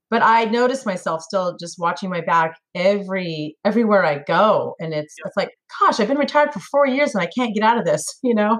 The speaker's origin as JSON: {"language": "English", "town": "Sacramento", "region": "California", "country": "United States", "tie": "born or raised there", "moved": "as an adult", "lives_now": "Tennessee, United States", "said": "born and raised in California. I lived in Sacramento all my life"}